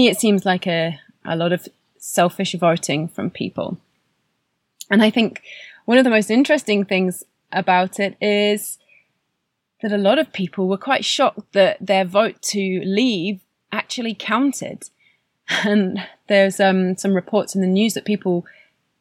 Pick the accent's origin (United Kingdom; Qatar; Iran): United Kingdom; now in Canada; my country, my home country